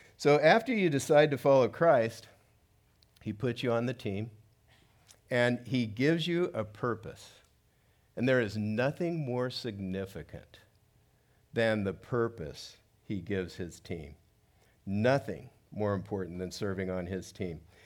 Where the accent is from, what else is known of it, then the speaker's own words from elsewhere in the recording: South Gate, California, United States; I grew up in Southgate, which is about eight, eight miles from downtown